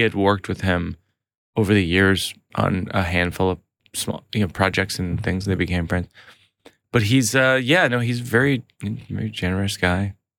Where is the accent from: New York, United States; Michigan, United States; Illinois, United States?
New York, United States; I'm a New Yorker